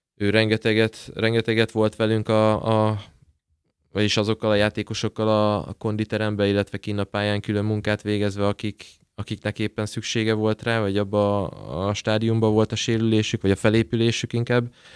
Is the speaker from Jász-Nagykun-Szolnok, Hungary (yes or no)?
no; Debrecen, Hajdú-Bihar, Hungary; lakótelepen nőttem fel, lakótelepen állandóan fociztunk